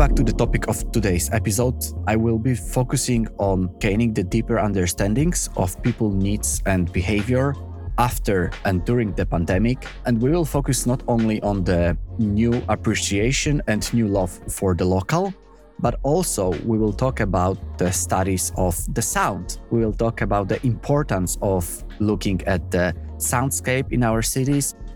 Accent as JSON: {"language": "English", "country": "Poland", "moved": "yes", "lives_now": "Copenhagen, Denmark", "said": "in my home country of Poland"}